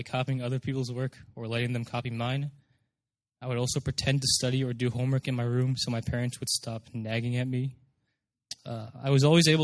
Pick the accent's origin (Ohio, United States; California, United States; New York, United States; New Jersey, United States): New Jersey, United States; Morristown; moved away as an adult; now in Urbana-Champaign, United States; Growing up in New Jersey